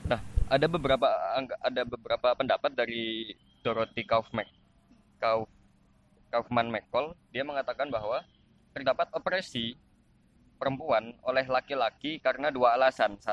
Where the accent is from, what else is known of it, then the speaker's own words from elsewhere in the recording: Java, Indonesia; accent: medok; mohon maaf ketika salah saya salah pengucapan karena saya orang Jawa.